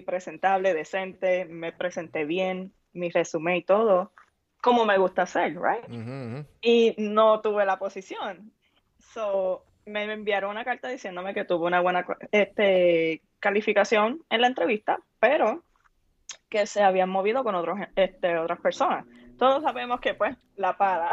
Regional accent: Puerto Rico; en nuestra cultura en Puerto Rico, porque obviamente soy puertorriqueña

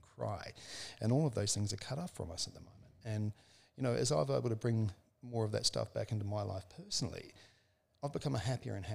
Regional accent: New Zealand; I was born in 1965 in New Zealand on a farm

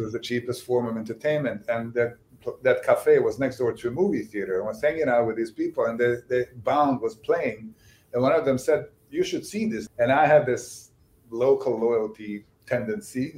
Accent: Bosnia & Herzegovina; first language Bosnian; English is a second language; moved away as an adult; also born or lived in Sarajevo; now in United States; I grew up in Bosnia

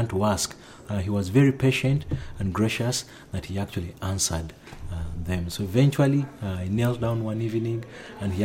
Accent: Northern Region, Uganda; now in Kampala, Uganda; I come to you from Kampala and born and raised in northern Uganda

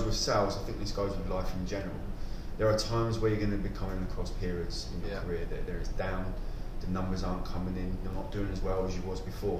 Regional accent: Kent, South East England, United Kingdom; moved away as an adult; also born or lived in Portsmouth; now in Dubai, United Arab Emirates; From a young age, I was 12 years old, I moved from Kent to Portsmouth

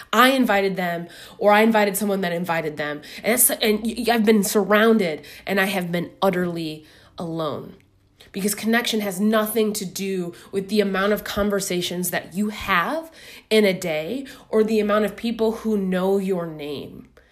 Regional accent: Midwest, United States; moved away as an adult; now in New York, United States; I'm a Midwesterner living in New York

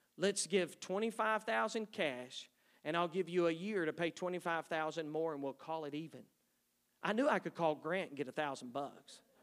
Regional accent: East Texas, United States; moved away; I grew up in East Texas, three sisters.

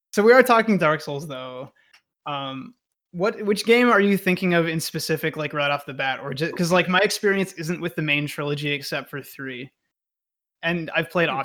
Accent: the South, United States; I'm from a hick town

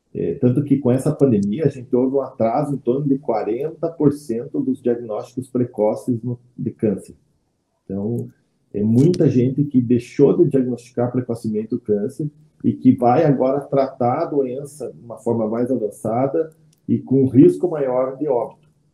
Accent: Campo Largo, Paraná, Brazil; Nasci em Campo Largo, cidade metropolitana de Curitiba. Me criei lá

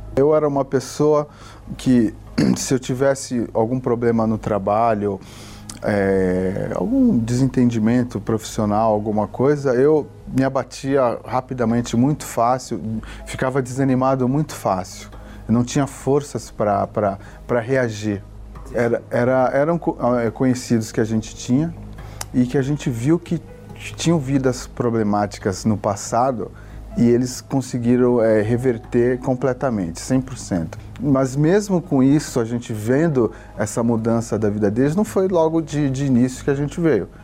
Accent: Santos, São Paulo, Brazil; eu sou de Santos

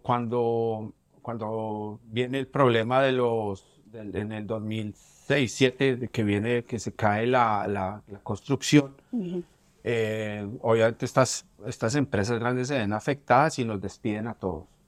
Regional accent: Bogotá, Colombia; moved away as an adult; also born or lived in New York; now in Miami, United States; siendo bogotano, siendo colombiano

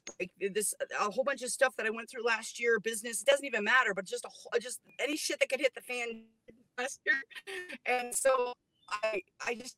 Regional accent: Southern California, United States; also born or lived in Germany; I grew up in Southern California

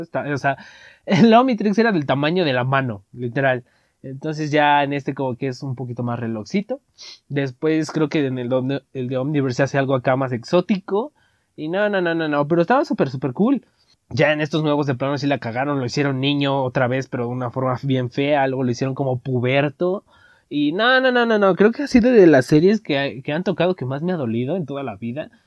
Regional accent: Veracruz, Mexico; accent: costeño; en Veracruz, o sea, que nosotros hablábamos ahí como los costeños

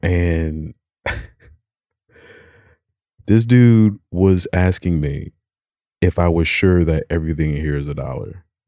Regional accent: Alabama, United States; born there; I'm I was originally born in Alabama.

